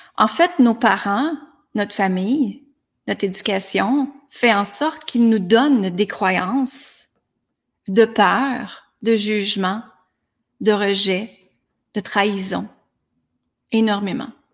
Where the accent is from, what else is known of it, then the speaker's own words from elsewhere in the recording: Granby, Quebec, Canada; moved away as an adult; À l'âge de 19 ans, je suis partie de Granby, ma petite ville